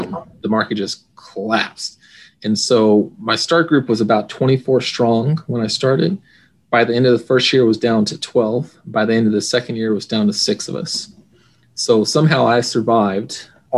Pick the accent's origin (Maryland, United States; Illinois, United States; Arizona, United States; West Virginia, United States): Arizona, United States; Phoenix; I'm from Phoenix, Arizona